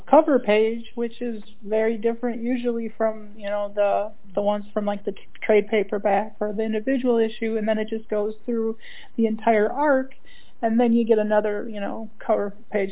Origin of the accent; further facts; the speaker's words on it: Minnesota, United States; moved away; I'm originally from Minnesota